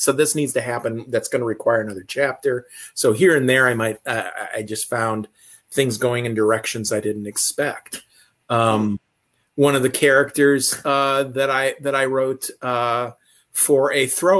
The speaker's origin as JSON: {"language": "English", "region": "Midwest", "country": "United States", "said": "I'm from the Midwest"}